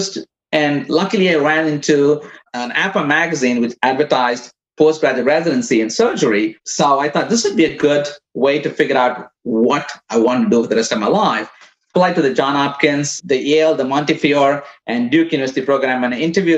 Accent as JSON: {"language": "English", "country": "India", "also_born_or_lived": "Midwest, United States", "moved": "as an adult", "lives_now": "United States", "said": "I came from India as a physical therapist. I came in 1994. I worked in as a physical therapist in India for a couple of years before I came here."}